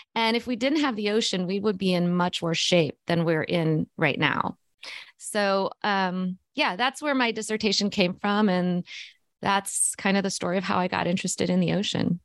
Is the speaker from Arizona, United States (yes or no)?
no; Missouri, United States; born or raised there